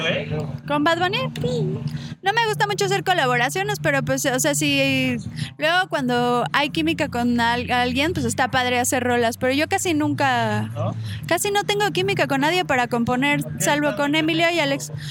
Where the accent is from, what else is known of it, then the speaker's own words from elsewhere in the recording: Tlalnepantla, State of Mexico, Mexico; also born or lived in Veracruz; yo crecí en Tlane